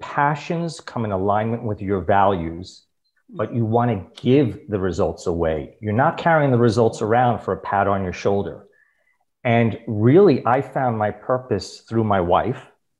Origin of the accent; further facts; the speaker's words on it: New York City, New York, United States; moved away as an adult; also born or lived in Abu Dhabi, United Arab Emirates / Dubai, United Arab Emirates; I'm a New Yorker. Born and raised? Born and raised